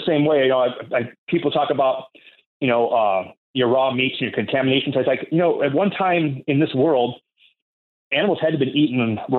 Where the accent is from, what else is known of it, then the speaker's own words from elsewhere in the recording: Kingston, Washington, United States; Well, and that's, I grew up in Kingston on a ranch. And I don't know if you've ever been to Kingston. A lot of people from Washington State don't know where Kingston's at. It's a little ferry boat town that goes over to Edmonds, you know.